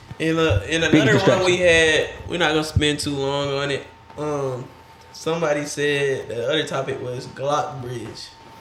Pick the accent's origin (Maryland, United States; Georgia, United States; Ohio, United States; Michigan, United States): Georgia, United States; Henry County; also born or lived in Riverdale, Georgia; 218 where 218 exit 218 where I grew up on, it does seem like it's kind. That's still Henry County though.